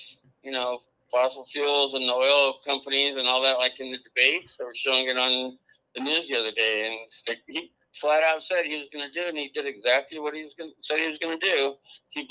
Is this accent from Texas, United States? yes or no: no; California, United States; moved away; I'm from California